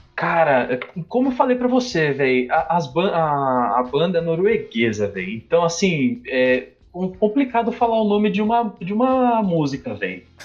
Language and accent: Portuguese; São Paulo, Brazil; also born or lived in Osasco; Eu nasci no Rio Pequeno, velho. Do lado, do lado de Osasco